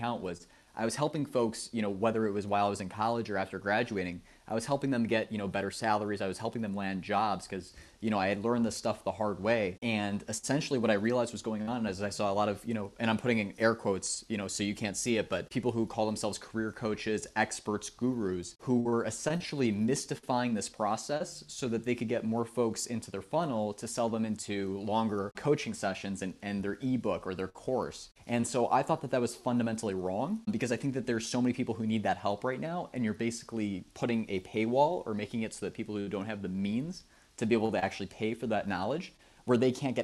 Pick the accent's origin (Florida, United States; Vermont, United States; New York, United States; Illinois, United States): Illinois, United States; Chicago; I'm from Chicago, Illinois